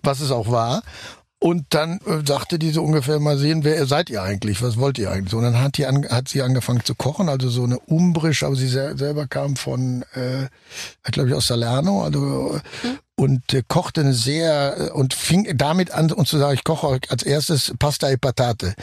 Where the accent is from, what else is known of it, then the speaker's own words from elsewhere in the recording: Germany; ich natürlich als Deutscher